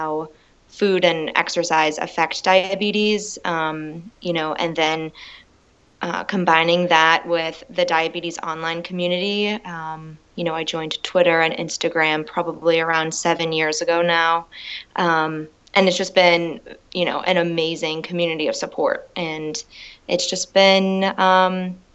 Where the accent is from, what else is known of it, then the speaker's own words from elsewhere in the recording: Pennsylvania, United States; now in Denver, United States; I'm originally from Pennsylvania